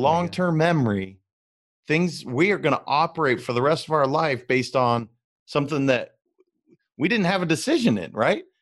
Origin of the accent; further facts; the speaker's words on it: Montana, United States; I'm from Montana